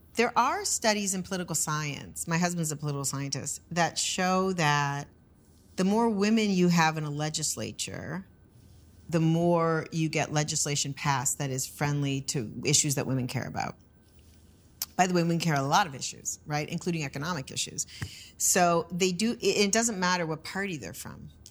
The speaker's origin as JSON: {"language": "English", "country": "United States", "said": "as an American"}